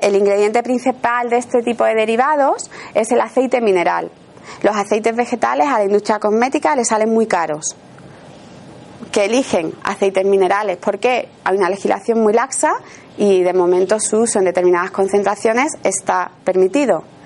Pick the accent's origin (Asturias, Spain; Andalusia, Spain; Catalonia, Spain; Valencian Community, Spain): Andalusia, Spain; Seville; accent: Sevillian; yo soy sevillana y entonces a lo mejor hay alguna palabra que pronuncio que me puede corregir ella porque, bueno, es una característica de, nuestra, de nuestro acento